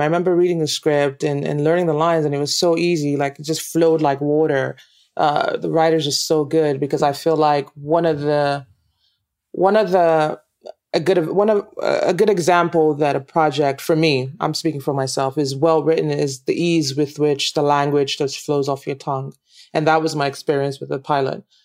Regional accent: Nigeria; accent: Nigerian; moved away as an adult; also born or lived in United States; one of the challenges I had was trying to change my accent because I wasn't getting a lot of work because of my Nigerian accent

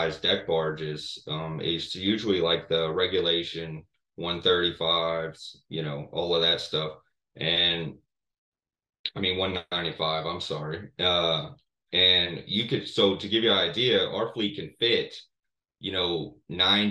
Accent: Morgan City, Louisiana, United States; growing up in Morgan City, I would say as a lifer here

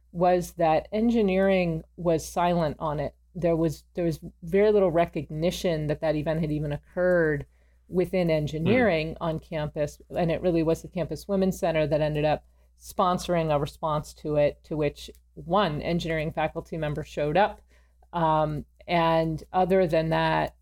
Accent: Pasadena, California, United States; moved away as an adult; also born or lived in Princeton, New Jersey; I grew up in Pasadena, so I was in the shadow of Caltech

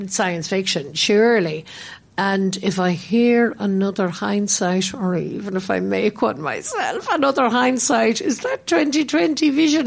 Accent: Ireland; moved away as an adult; now in London, United Kingdom; I grew up in Ireland, although I've lived away from there for so many decades

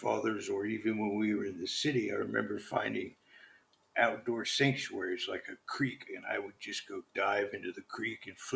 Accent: Southern Virginia, United States; moved away as an adult; also born or lived in Oregon; Born and raised in Southern Virginia. So I'm an East Coast boy.

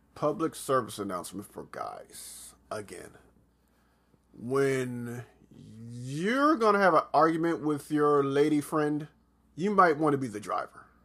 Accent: Atlanta, Georgia, United States; also born or lived in South Carolina; I'm not from Atlanta, but pr-, practically spend majority of my childhood in Atlanta

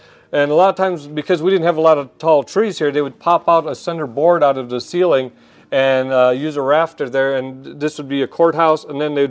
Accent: Tucson, Arizona, United States; I was born and raised in Tucson

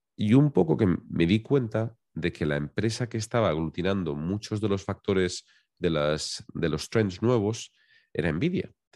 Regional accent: Valencian Community, Spain; yo soy valenciano, soy de, un pequeño pueblecito que está en la costa del Mediterráneo

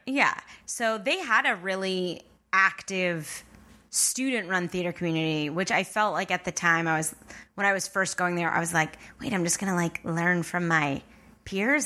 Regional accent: Long Island, New York, United States; moved away; I'm from Long Island.

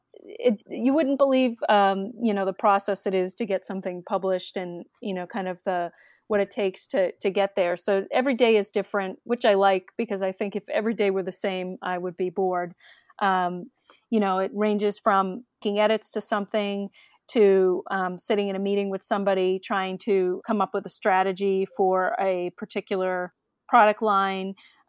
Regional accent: Massachusetts, United States; I grew up in the Massachusetts suburbs, and I went to college at University of Connecticut

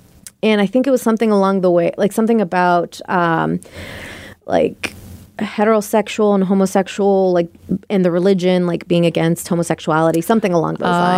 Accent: Ireland; Growing up in Ireland, the church is always there.

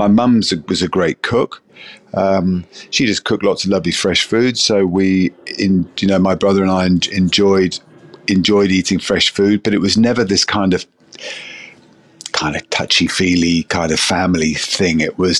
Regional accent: South Africa; now in United Kingdom; I grew up in South Africa. Food in South Africa, certainly in those days, was pretty basic stuff.

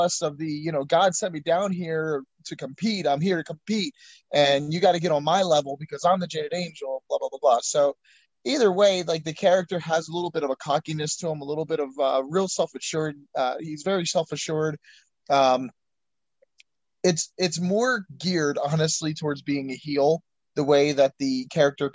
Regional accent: Philadelphia, Pennsylvania, United States; I was born in Philadelphia

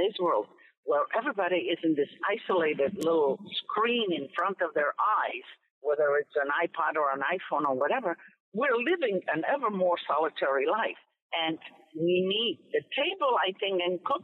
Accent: Italy; now in United States; As much as I am Italian, I love Italy. I equally love America, and I'm equally American because this is my home now

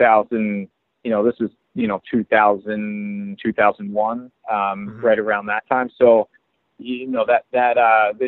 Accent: Springfield, Pennsylvania, United States; also born or lived in New York City; now in Philadelphia, United States; I grew up in Springfield, Pennsylvania, a town outside of Philadelphia

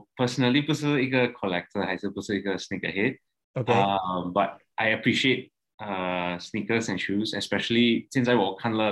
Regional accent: Subang Jaya, Selangor, Malaysia; moved away as an adult; now in Jakarta, Indonesia; um, I'm now 32 years old, and I'm actually originally from Subang Jaya.

